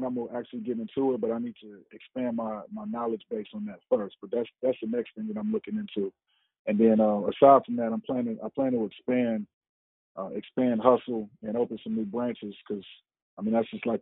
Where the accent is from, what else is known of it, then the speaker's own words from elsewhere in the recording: Cincinnati, Ohio, United States; moved away as an adult; now in South Korea; I'm from Cincinnati